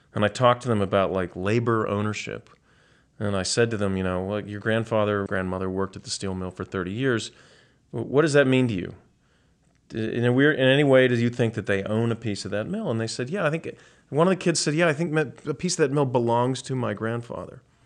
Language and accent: English; Pittsburgh, Pennsylvania, United States; moved away as an adult; I've since then been drawn back to my hometown